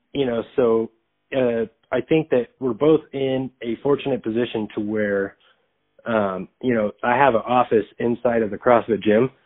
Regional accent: Arizona, United States; I'm from Arizona

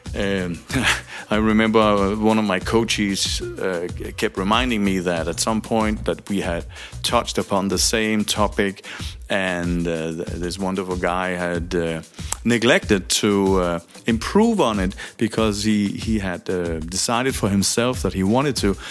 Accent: Denmark; I'm from Denmark

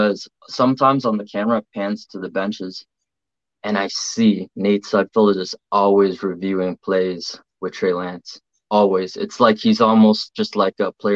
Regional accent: Toronto, Ontario, Canada; now in Halifax, Canada; originally I'm from Toronto, but I'm in Halifax

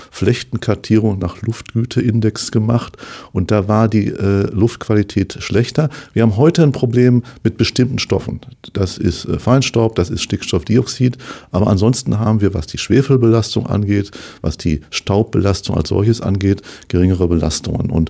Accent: North Rhine-Westphalia, Germany; moved away as an adult; now in Dortmund, Germany; Ich komme aus Ostwestfalen gebürtig und war eigentlich schon, als ich in Ostwestfalen lebte

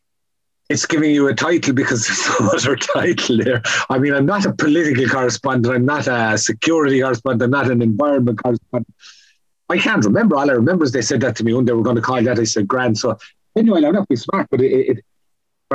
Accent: County Kerry, Munster, Ireland; moved away; also born or lived in Donegal / Cork / England / Scotland; I grew up in Carsaigh in County Kerry. My family moved for a brief period to Donegal and ended up in Cork.

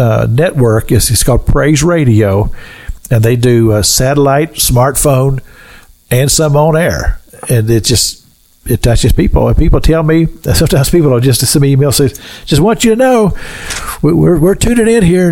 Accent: Kentucky, United States; I grew up in Kentucky

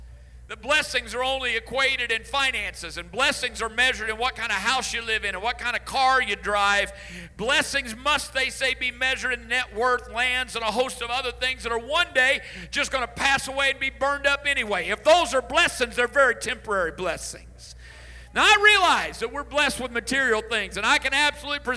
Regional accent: Illinois, United States; I grew up in Illinois. That was home all my life, and all my growing up years

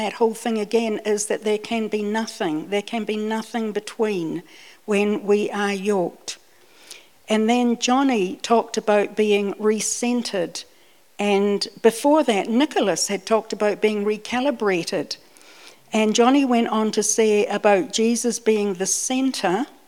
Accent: New Zealand; also born or lived in Scotland / Dunedin / northern Britain; even though I was born in Scotland, I came out to New Zealand when I was 5, and so I grew up here, and I got used to, even in Dunedin, the winter days.

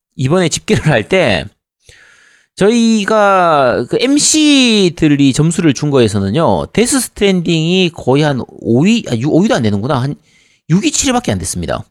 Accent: Busan, South Korea; 저는 이제 부산이라서 당연히 롯데 팬인데

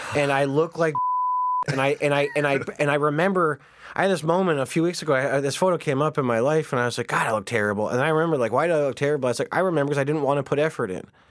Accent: Canada

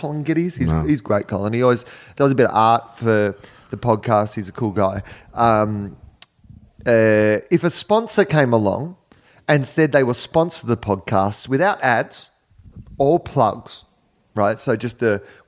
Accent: Australia; moved away; I'm from Australia.

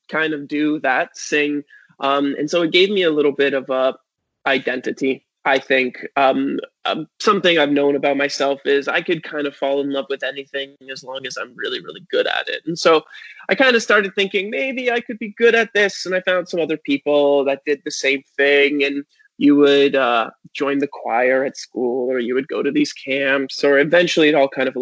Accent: Hamilton, Ontario, Canada; I was born in Hamilton, Ontario. I grew up in a small part of it called Stony Creek

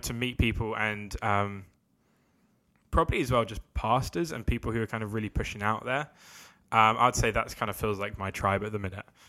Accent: London, United Kingdom; I'm from London.

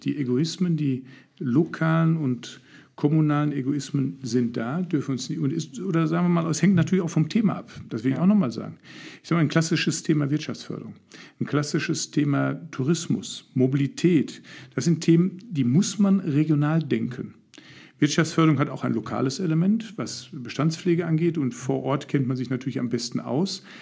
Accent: Herne, North Rhine-Westphalia, Germany; Seit dem ersten Lebensjahr lebe ich hier. Das sind jetzt mittlerweile 60 Jahre.

